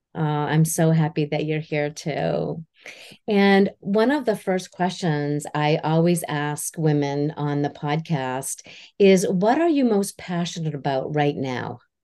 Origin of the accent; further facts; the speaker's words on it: Houlton, Maine, United States; also born or lived in Vermont; we grew up in Halton, Maine